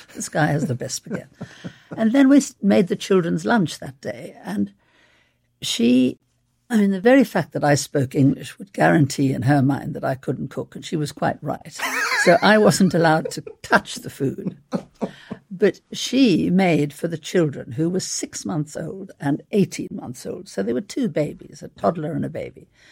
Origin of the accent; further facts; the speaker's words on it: South Africa; moved away; also born or lived in London; I grew up in South Africa